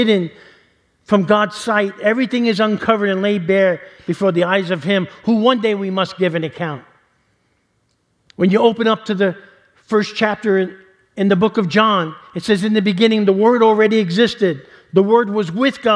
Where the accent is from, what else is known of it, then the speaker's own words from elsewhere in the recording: New York City, New York, United States; growing up in New York City and living around mob guys